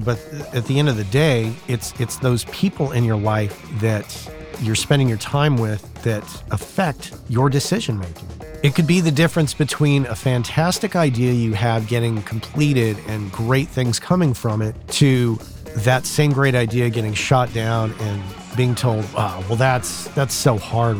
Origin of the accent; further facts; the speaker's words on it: southern New Mexico, United States; moved away as an adult; when I first was in my hometown in southern New Mexico